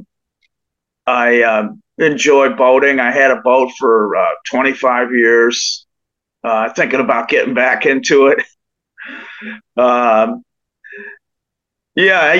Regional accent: New York, United States; my hometown in New York

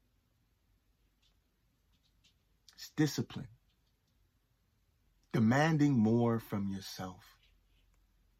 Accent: Toronto, Ontario, Canada; moved away; also born or lived in East Coast of Canada; I grew up in Toronto and I moved to the East Coast of Canada

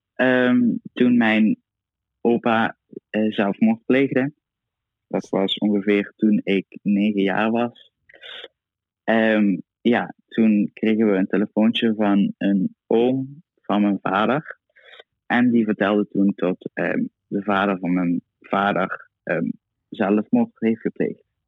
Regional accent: Itteren, Limburg, Netherlands; Ik kom uit Itteren, dorpje naast Maastricht

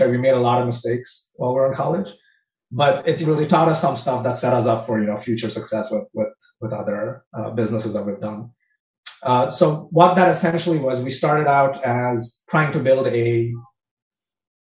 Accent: India; moved away; also born or lived in Michigan; growing up in India, we never really had entrepreneurship on our career paths

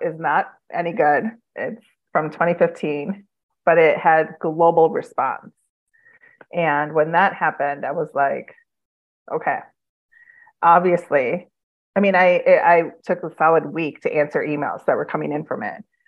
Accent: Midwest, United States; now in Phoenix, United States; I'm from the Midwest, and so I miss the seasons

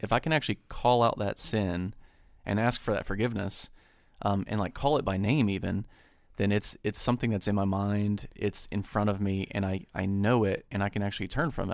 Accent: United States; me as an American

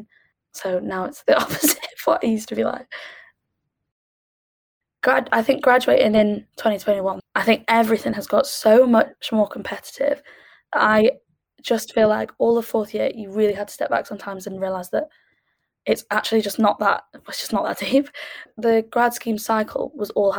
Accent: Sheffield, Yorkshire and the Humber, United Kingdom; moved away as an adult; also born or lived in Edinburgh; I'm from Sheffield

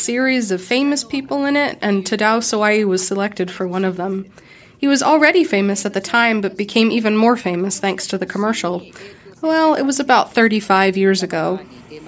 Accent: Gifu, Japan; I am originally from Gifu Prefecture

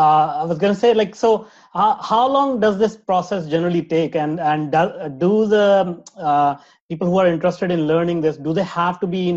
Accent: India; moved away; I grew up in India

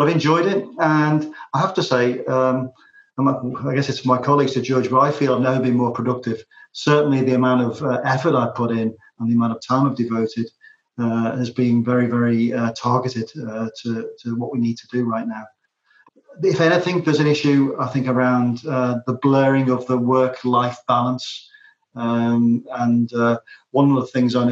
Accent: Liverpool, North West England, United Kingdom; moved away as an adult; also born or lived in Manchester; now in Ireland; growing up in Liverpool and then spending a lot of my working life in Manchester

